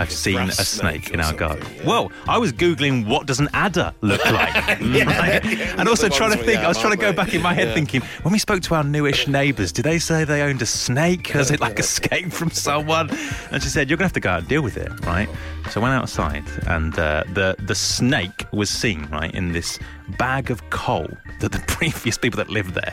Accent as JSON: {"language": "English", "region": "London", "country": "United Kingdom", "also_born_or_lived": "Somerset", "said": "I'm from London"}